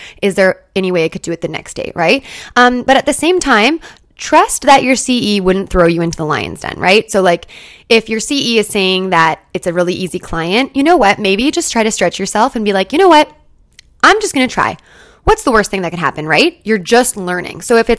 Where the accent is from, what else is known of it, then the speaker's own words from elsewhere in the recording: Canada; So I'm a Canadian SLP, and in my program, we had no choice at all about placements or CEs at all.